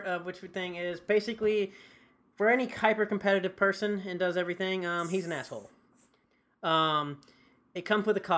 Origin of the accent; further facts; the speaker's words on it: the South, United States; growing up in the South